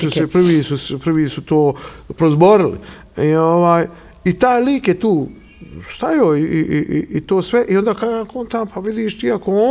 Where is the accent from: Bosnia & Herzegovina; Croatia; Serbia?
Bosnia & Herzegovina; also born or lived in Milan, Italy / Sicily, Italy; ja dolazim, Dolazim iz Evrope, dolazim iz Bosne, znači roditelji mi, ovaj, na Grbavici